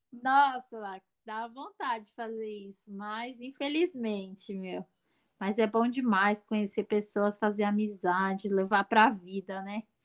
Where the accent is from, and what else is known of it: Brazil